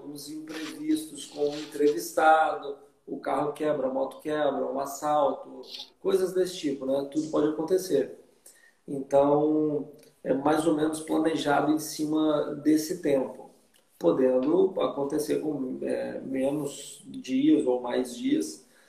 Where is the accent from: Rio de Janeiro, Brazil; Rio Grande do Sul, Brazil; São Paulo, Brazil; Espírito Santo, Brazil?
Espírito Santo, Brazil; Vitória; moved away as an adult; also born or lived in Belo Horizonte / Costa Rica; em Vitória, fui criado lá, no Espírito Santo